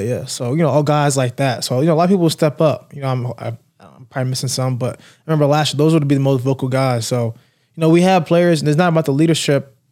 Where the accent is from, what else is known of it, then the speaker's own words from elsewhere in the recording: Raleigh, North Carolina, United States; now in Florida, United States; growing up in North Carolina